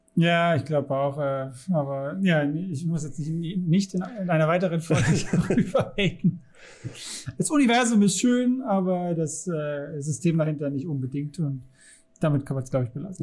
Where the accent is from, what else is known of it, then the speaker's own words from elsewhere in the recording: Saxony, Germany; ich komme ja aus Sachsen